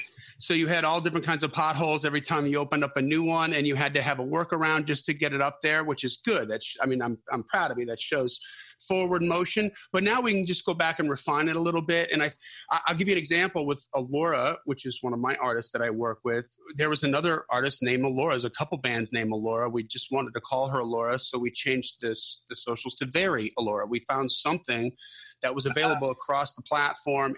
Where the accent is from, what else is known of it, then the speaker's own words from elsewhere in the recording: Wisconsin, United States; I'm from Wisconsin